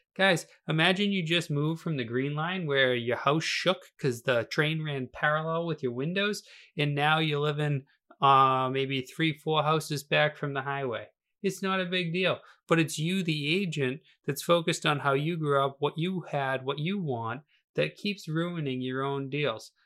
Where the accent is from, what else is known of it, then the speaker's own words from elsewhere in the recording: Weymouth, Massachusetts, United States; I was born in Weymouth, Massachusetts